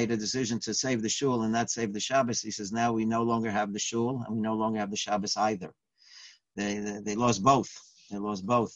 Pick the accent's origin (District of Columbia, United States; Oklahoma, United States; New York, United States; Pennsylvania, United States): New York, United States; New York City; I grew up in the Bronx